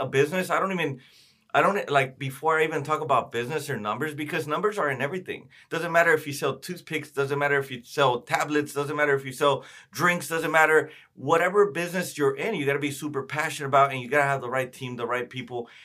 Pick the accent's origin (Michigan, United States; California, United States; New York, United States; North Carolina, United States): California, United States; Oxnard; I grew up in Oxnard